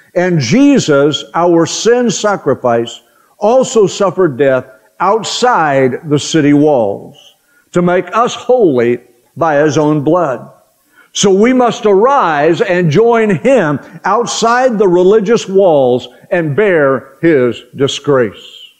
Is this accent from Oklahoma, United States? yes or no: yes; Oklahoma, United States; growing up in Oklahoma.